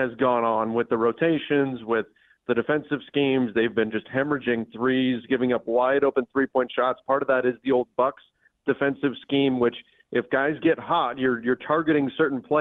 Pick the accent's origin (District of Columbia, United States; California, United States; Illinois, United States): California, United States; Southern; I grew up in Southern California when the Rams left.